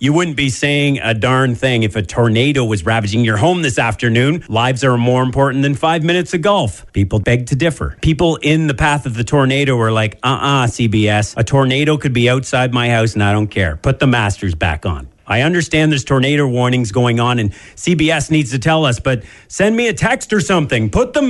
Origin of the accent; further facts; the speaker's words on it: Canada; since we're Canadian